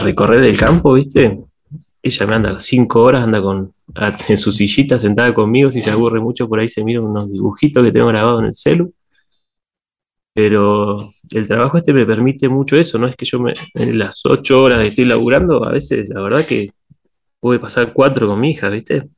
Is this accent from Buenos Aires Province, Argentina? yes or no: no; Patagonia, Santa Cruz, Argentina; yo, salí de la Patagonia recién para irme a estudiar a los 18 años. Siempre había estado acá